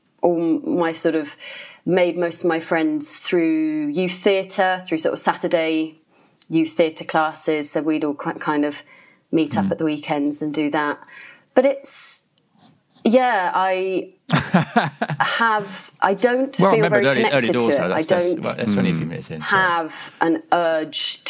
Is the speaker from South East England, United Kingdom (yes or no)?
no; Cambridge, East of England, United Kingdom; moved away as an adult; now in London, United Kingdom; I'm from Cambridge, mostly